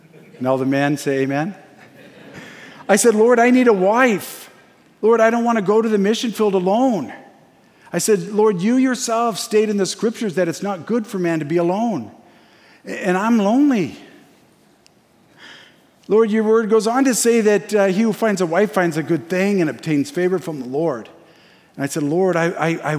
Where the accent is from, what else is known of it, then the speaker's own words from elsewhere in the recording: Springfield, Oregon, United States; lost kid growing up in Springfield